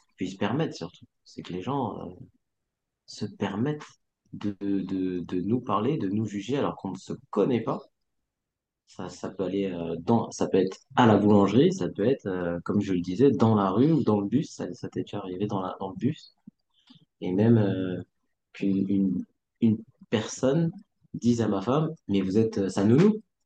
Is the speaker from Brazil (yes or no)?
no; France; comme j'ai grandi en France et que mes parents ne m'ont pas euh, enseigner la langue, ni le mandarin